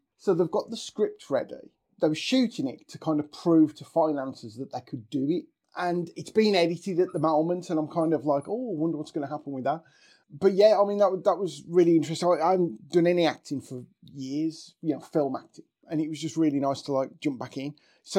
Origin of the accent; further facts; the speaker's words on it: Darlaston, West Midlands, United Kingdom; born there; now in Wolverhampton, United Kingdom; live in Wolverhampton, and Wolverhampton is my home, and I do class myself as a Wolverhampton lad. I was born in Darlaston.